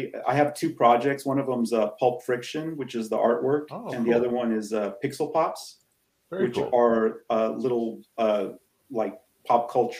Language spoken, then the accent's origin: English; California, United States; I'm from California.